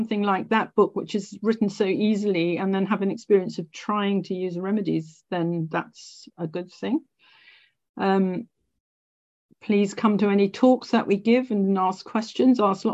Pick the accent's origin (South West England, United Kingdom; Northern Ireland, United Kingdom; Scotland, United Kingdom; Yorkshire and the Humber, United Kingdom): Scotland, United Kingdom; I'm Scottish